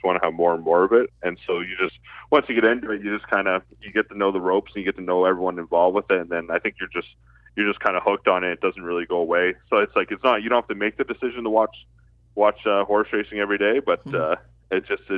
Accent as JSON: {"language": "English", "region": "Ontario", "country": "Canada", "tie": "born or raised there", "said": "I grew up in obviously in Ontario here"}